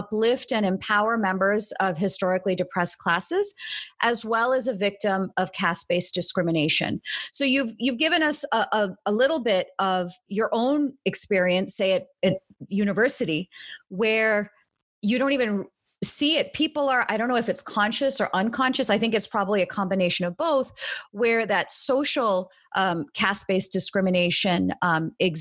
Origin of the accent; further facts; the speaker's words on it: United States; most of us at HAF are second generation, born and raised in the United States.